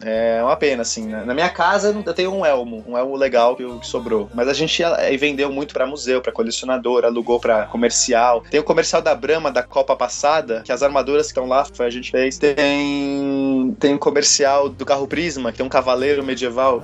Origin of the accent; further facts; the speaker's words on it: São Paulo, Brazil; Eu sou de São Paulo